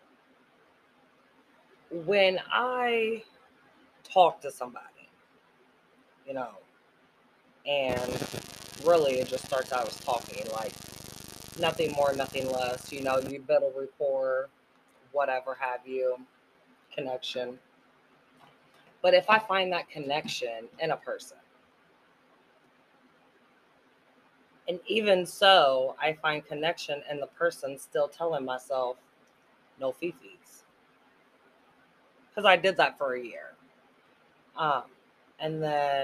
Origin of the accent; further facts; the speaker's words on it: Missouri, United States; accent: Jersey; I'm from Missouri, but when I'm mad, I talk like I'm from Jersey.